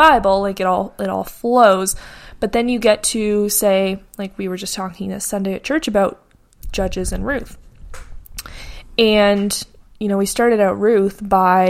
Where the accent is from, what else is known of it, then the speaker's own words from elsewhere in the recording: Canada; I grew up in North America, specifically Canada